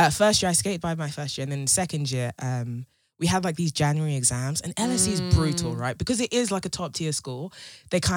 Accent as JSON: {"language": "English", "country": "Nigeria", "said": "I'm Nigerian."}